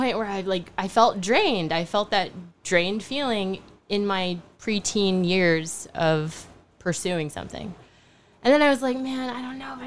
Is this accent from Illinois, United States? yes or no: no; Charlotte, North Carolina, United States; moved away as an adult; also born or lived in Frankfurt, Germany / Philippines; now in New York, United States; We settled in Charlotte, North Carolina. So I grew up in this weird dynamic of having an American father, a Filipino mother, growing up in the South of the United States